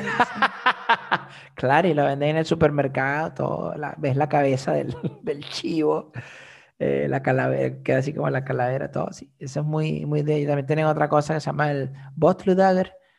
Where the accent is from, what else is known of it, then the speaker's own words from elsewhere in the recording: Venezuela; now in Iceland; yo soy de Venezuela